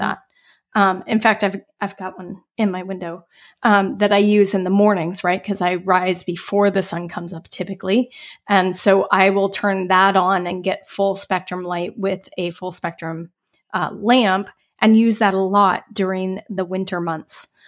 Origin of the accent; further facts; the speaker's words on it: Colorado, United States; moved away as an adult; also born or lived in Bellingham, Washington / California; I grew up in Colorado